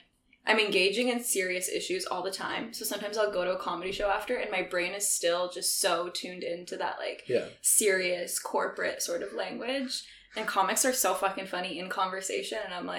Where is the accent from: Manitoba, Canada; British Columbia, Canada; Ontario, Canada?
British Columbia, Canada; Vancouver; moved away as an adult; also born or lived in Toronto; I grew up in Vancouver, but I just recently moved back.